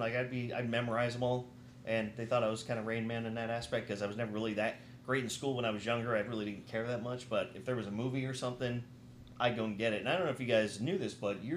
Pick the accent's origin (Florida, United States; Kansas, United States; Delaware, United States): Florida, United States; I was raised in Florida, so we didn't really have snow